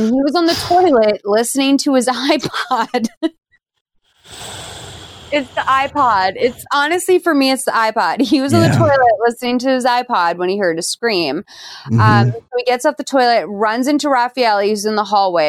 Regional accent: Boston, Massachusetts, United States; as a Bostonian

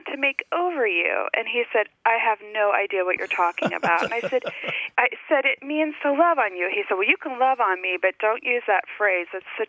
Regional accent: Texas, United States; also born or lived in Indiana; now in Grove City, Pennsylvania, United States; I grew up in Texas, and both, I was born in Indiana, so I'm a Hoosier growing up in Texas, but both of my mom and my dad's people are from Kentucky and Louisiana.

